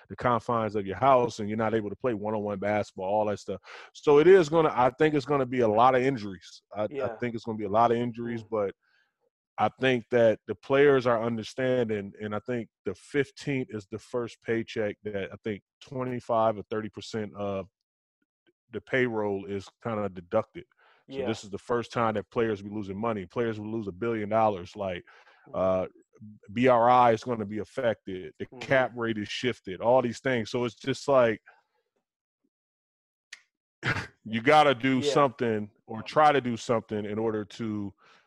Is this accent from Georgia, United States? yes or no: no; Racine, Wisconsin, United States; I grew up in Racine, Wisconsin